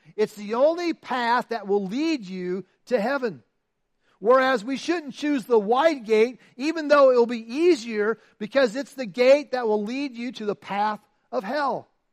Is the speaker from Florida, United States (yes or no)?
no; Iowa, United States; I'm from Iowa, right? I mean, Iowa. I lived on a farm. I grew up on a farm